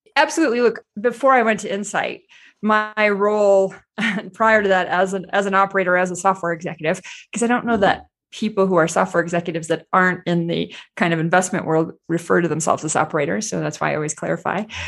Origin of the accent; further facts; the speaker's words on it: United States; as an American